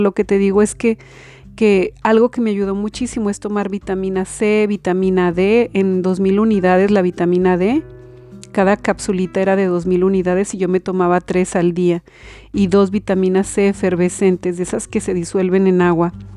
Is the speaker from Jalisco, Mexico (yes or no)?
yes; Belén del Refugio, Jalisco, Mexico; moved away; mi pueblo de Belén del Refugio